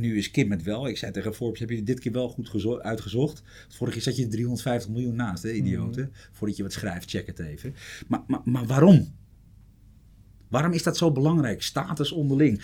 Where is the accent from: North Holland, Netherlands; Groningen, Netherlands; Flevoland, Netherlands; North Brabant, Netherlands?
North Holland, Netherlands; Amsterdam; ik kom uit Amsterdam